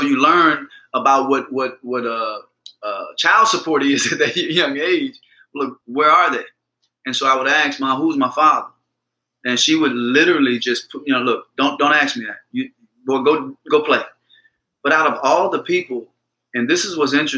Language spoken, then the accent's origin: English; Mississippi, United States; born or raised there